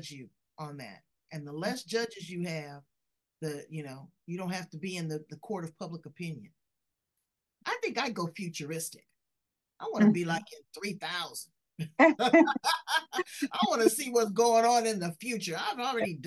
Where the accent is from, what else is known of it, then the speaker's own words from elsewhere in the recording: California, United States; I'm from California